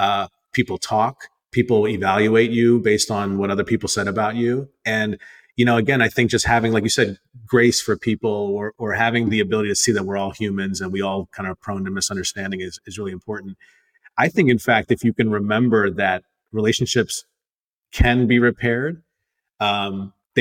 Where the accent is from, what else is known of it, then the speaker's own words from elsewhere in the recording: United States; I'm Indian American. I was born and raised here, but like my parents from India